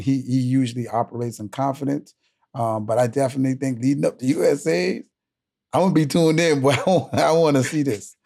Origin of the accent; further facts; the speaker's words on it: Bahamas; I'm from the Bahamas